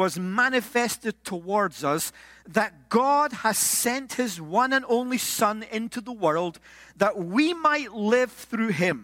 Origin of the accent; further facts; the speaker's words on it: Scotland, United Kingdom; I'm Scottish